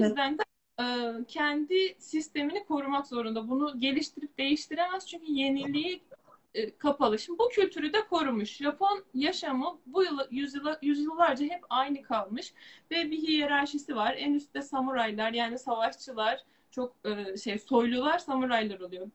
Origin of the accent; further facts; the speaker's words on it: Turkey; Türk ve Müslüman bir topluma doğup büyüdüğümüz